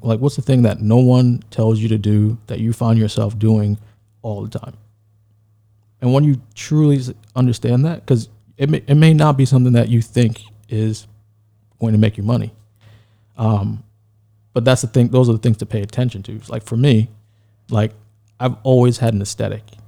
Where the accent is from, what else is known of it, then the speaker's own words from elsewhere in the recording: New York City, New York, United States; I'm from New York, Brooklyn, then Queens